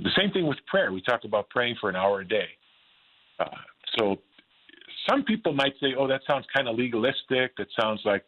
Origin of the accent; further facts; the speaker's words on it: Green Bay, Wisconsin, United States; moved away as an adult; now in Southern California, United States; I was kind of the high school bully growing up in Green Bay.